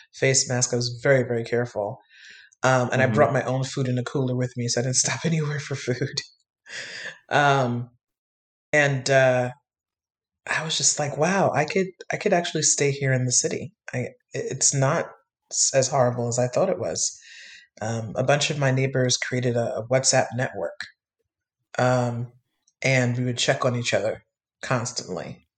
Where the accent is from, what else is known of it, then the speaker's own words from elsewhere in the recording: New York City, New York, United States; I was born and raised in New York my entire life